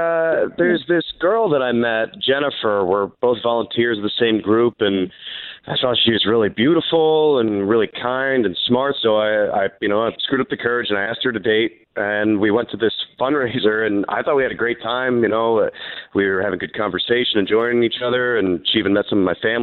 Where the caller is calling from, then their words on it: Apopka, Florida, United States; I'm calling from Apopka.